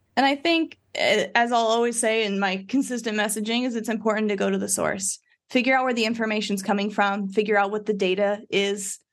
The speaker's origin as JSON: {"language": "English", "region": "Midwest", "country": "United States", "tie": "born or raised there", "said": "I grew up in the Midwest"}